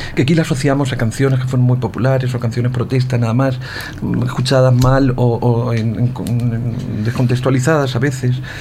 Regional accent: Ciudad Real, Castilla-La Mancha, Spain; also born or lived in Madrid; Yo soy del sur, soy de la Mancha, la Mancha Sur, a 30 kilómetros está mi, mi pueblo

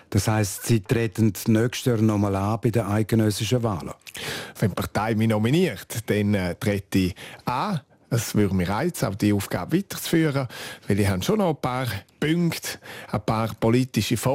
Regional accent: Graubünden, Switzerland; first language Romansh; German is a second language; Und auch ich habe Deutsch erst in der vierten Klasse angefangen zu lernen. Es ist effektiv meine Muttersprache, meine Herzenssprache.

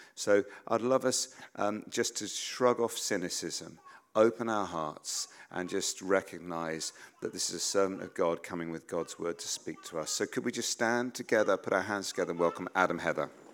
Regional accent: United Kingdom; as British people

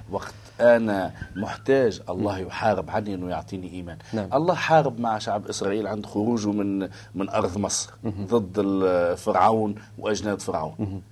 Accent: Tunisia; ونحن عندنا في تونس في قرطاج

